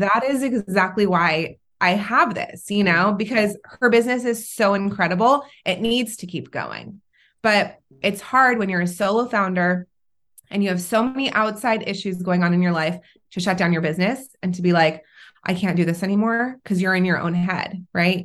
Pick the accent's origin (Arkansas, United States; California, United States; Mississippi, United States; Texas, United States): California, United States; also born or lived in Israel / North Carolina; now in Orange County, United States; I am originally from Israel. At a very young age, I moved to California, um, with my parents